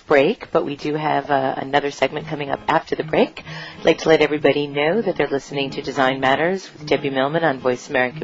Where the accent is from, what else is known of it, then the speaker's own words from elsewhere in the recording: New York City, New York, United States; us New Yorkers